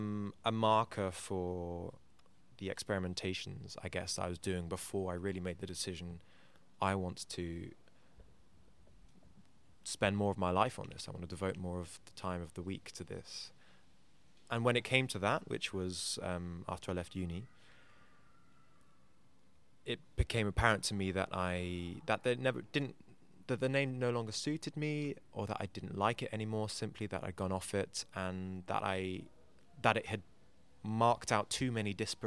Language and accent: English; Switzerland; born there; also born or lived in England; But I was born in Switzerland, and my part of my family background is from Switzerland because that's where my dad grew up, where my parents met, and that was the first church community I was part of.